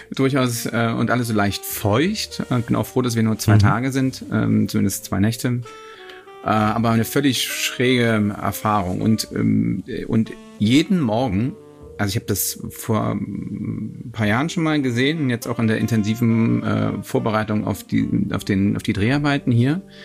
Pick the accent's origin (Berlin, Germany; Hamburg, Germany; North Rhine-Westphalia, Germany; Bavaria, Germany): Hamburg, Germany; meine Heimatstadt Hamburg